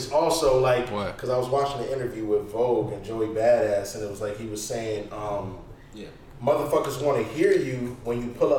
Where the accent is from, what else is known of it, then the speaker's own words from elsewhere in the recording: Nigeria; now in United States; my brothers were born in this country, but I was born in Africa. Like, literally, I came straight from the motherland